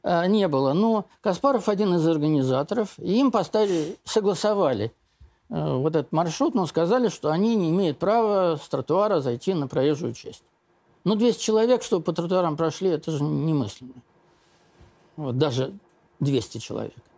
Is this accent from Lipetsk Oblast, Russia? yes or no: no; Zlatoust, Chelyabinsk Oblast, Russia; мы с Урала из одного города, ну, из Златоуста